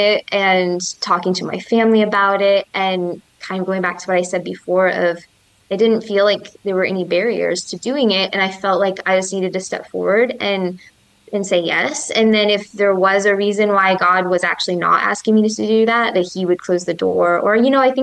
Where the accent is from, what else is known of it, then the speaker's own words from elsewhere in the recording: Michigan, United States; moved away as an adult; also born or lived in Florida; I grew up in Michigan, but I lived in Florida for 5 years